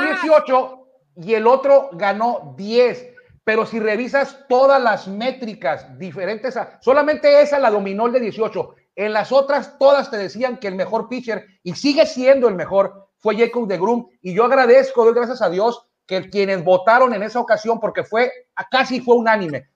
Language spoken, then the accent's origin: Spanish; Mexico; somos mexicanos